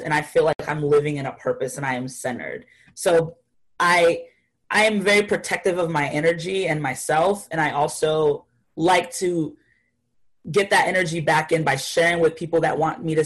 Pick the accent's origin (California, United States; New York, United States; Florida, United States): Florida, United States; also born or lived in Haiti; I come from a small town in Florida. I was born in Haiti, but I grew up in Florida at the age of 5 going on.